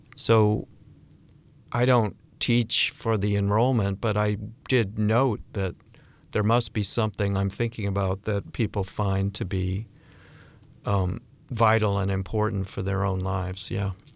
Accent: Bennington, Vermont, United States; I'm from Bennington, Vermont

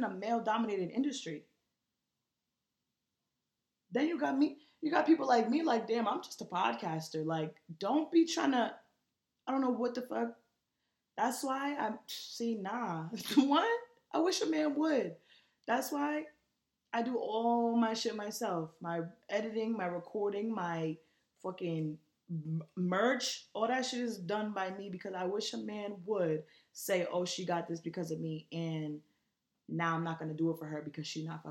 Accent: New York, United States; I'm from New York

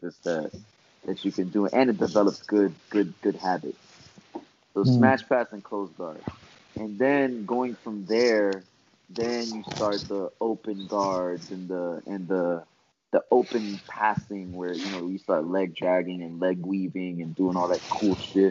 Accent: Florida, United States; I'm from Florida

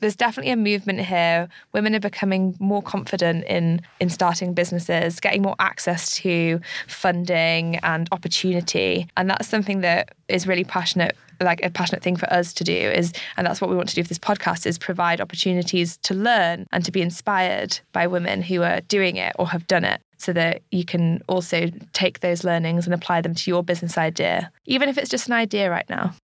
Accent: United Kingdom; moved away as an adult; now in Sydney, Australia; I'm, um, originally from the U K, as I'm sure you can tell by my accent

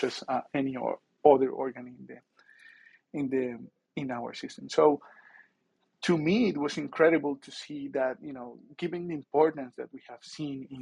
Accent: near Bogota, Bogotá Capital District, Colombia; moved away; I grew up near Bogota in a farm.

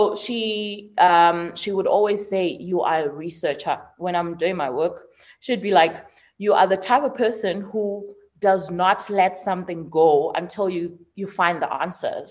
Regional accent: Mthatha, Eastern Cape, South Africa; I was born in Mthatha.

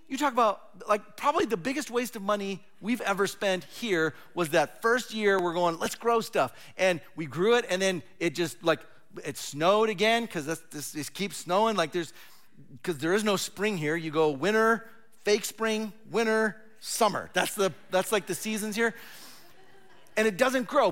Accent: Southern California, United States; moved away as an adult; also born or lived in Fresno, California; now in Oregon, United States; I was born and raised in Southern California

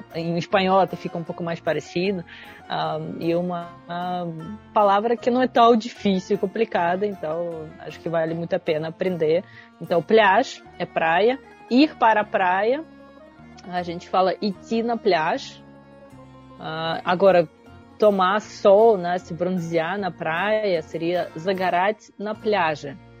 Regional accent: Russia; Portuguese is a second language; now in Rio de Janeiro, Brazil

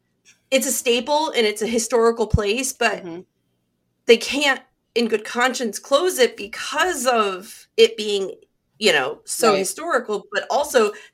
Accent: Nichols, United States; moved away; my hometown library in Nichols, back where I grew up.

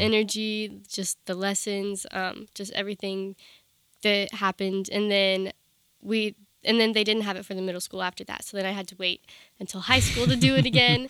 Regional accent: Round Hill, Virginia, United States; I grew up in Northern Virginia, in, like, Round Hill, Virginia.

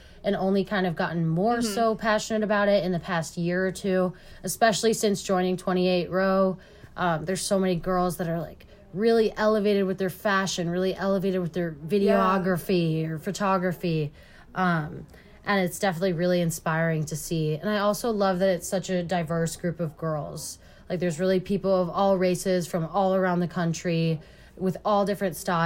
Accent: Chicago, Illinois, United States; moved away as an adult; also born or lived in Michigan; I'm born and raised in Chicago

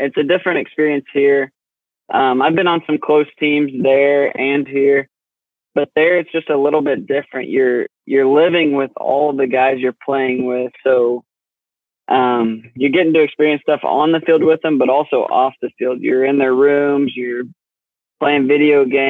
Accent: Cushing, Oklahoma, United States; I'm from Cushing, Oklahoma

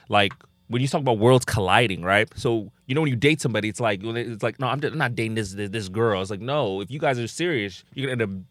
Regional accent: DR Congo; just backstory, people that don't know, I'm from the Congo, right?

